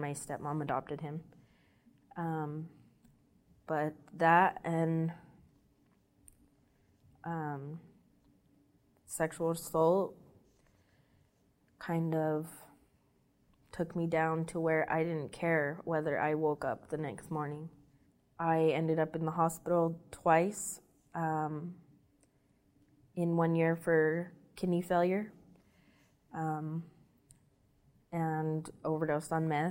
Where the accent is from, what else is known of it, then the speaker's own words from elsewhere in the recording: Utah, United States; moved away as an adult; now in Las Vegas, United States; I'm from Utah. I decided to stay in Las Vegas.